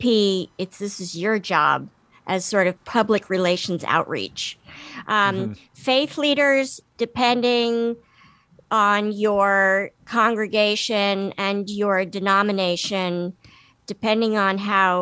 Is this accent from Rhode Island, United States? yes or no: no; Washington, District of Columbia, United States; I grew up in Washington, D.C.